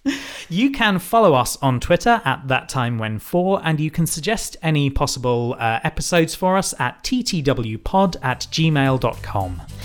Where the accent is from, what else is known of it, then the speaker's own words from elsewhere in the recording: United Kingdom; We are white British people.